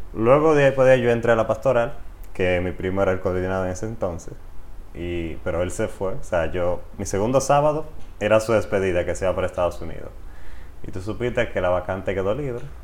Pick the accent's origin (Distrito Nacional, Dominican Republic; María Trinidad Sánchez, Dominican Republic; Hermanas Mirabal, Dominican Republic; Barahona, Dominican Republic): María Trinidad Sánchez, Dominican Republic; Río San Juan; moved away as an adult; also born or lived in Nagua; now in Santiago de los Caballeros, Dominican Republic; yo nací en la provincia María Trida Sánchez, en la ciudad de Nagua, pero me crié en Río San Juan, pueblito bello lleno de playas